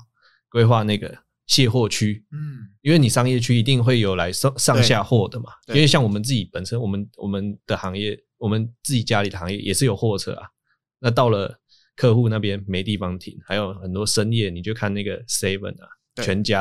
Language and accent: Chinese; Taiwan; 对，然后我们台湾人又会觉得啊，拍谁，所以就会就又找地方乱乱停这样子